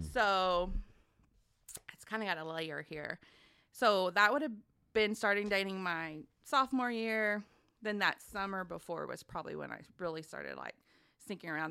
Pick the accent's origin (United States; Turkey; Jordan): United States; Grandfield, Oklahoma; also born or lived in Wichita Falls, Texas; from a small town in southwest Oklahoma known as Grand Field. It's down in Tillman County, right on the Red River